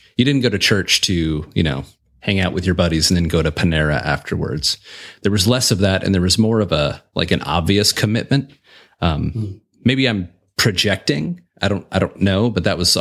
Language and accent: English; Southern California, United States; also born or lived in Orlando; I was born and raised in Southern California. So I've been in California most of my life